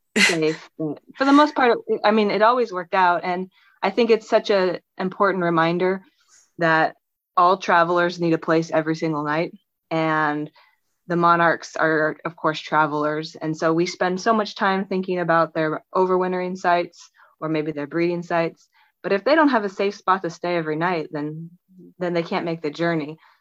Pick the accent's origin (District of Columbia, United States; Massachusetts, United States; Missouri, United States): Missouri, United States; on the Missouri River, United States; I grew up on the Missouri River um, near Can- near Kansas City